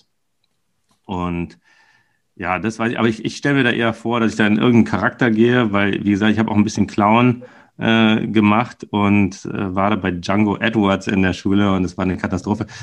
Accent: Berlin, Germany; also born or lived in Weilheim in Oberbayern; ich bin ja Berliner, also damals Westberliner und dann bin ich in den Osten gezogen, als dann die, die Mauer fiel

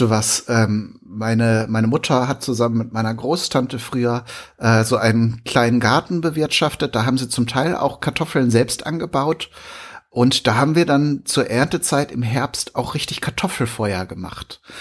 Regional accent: Germany; bei uns in Deutschland

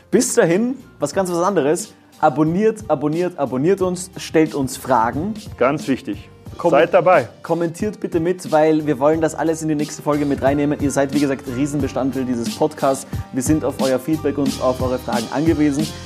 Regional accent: Germany; Aber ich kann das ja sagen, ich bin Deutscher, aber was wollt ihr?

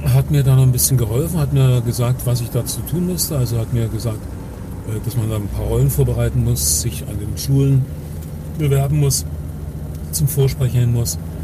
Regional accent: Dresden, Saxony, Germany; geboren ja. bin ich nicht in Dresden, aber ich bin in Dresden schon irgendwie groß geworden

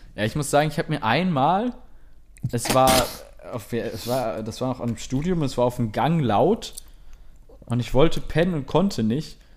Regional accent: Germany; als Deutscher

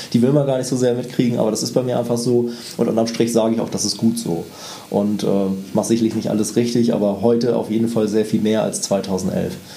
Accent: Northern Germany, Germany; ich bin ja Norddeutscher

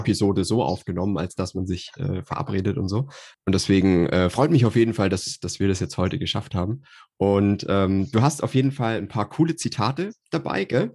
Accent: Nuremberg region, Bavaria, Germany; also ich bin aus der Nürnberger Region

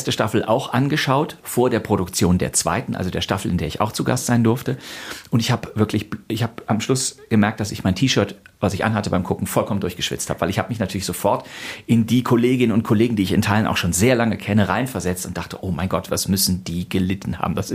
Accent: Rhineland, Germany; Den gibt es im Rheinland, wo ich herkomme, nicht. Also selbst wenn bei uns mal ein paar Leute Kölsch sprechen, dann ist das vielleicht gerade mal ganz lustig

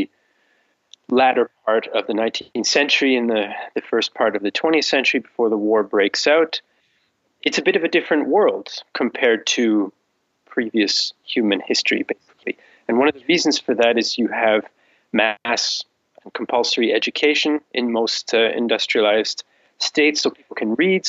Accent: Canada; moved away as an adult; now in Vienna, Austria; I'm based in Vienna, in Austria, but I'm originally from Canada

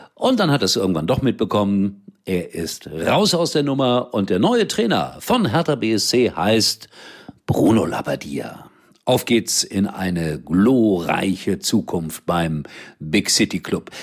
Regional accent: Germany; Hier bei uns in Deutschland

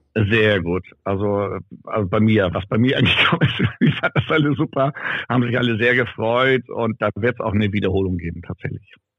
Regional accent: Ramstedt, Schleswig-Holstein, Germany; in Ramstedt bin ich ja geboren und aufgewachsen, das ist ja nebenan.

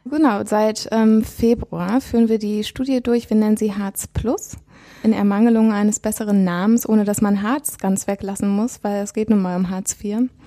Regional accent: Witten, North Rhine-Westphalia, Germany; moved away as an adult; also born or lived in Bochum; now in Berlin, Germany; in Bochum geboren und in Witten die meiste Zeit aufgewachsen. Ähm, und dann seit ich 20 bin, bin ich in Berlin.

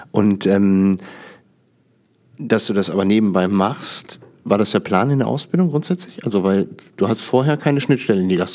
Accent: North Rhine-Westphalia, Germany; moved away; ich komme aus dem Rheinland ursprünglich, also rund um Düsseldorf, Niederrhein.

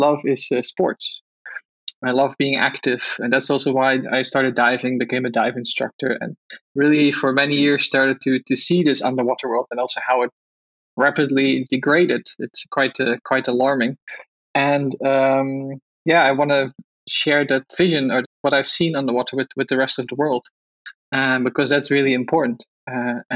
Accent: Netherlands; English is a second language; So I grew up in Holland. You've probably heard it from my accent

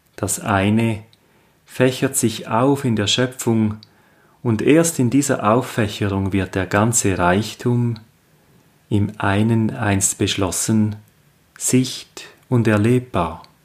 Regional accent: Switzerland; aus meiner Heimat, dem Appenzellerland

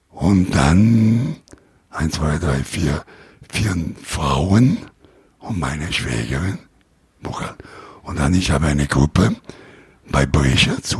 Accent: Italy; German is a second language; Ich bin Italiener

